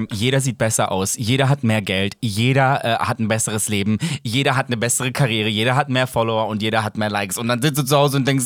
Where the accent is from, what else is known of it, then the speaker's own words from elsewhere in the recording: Serbia; Aber also, ich, bin, ich komme aus Serbien.